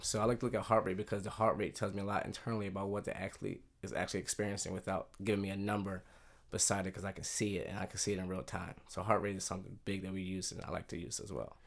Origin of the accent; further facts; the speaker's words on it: Philadelphia, Pennsylvania, United States; moved away as an adult; I grew up in Philadelphia right outside the suburbs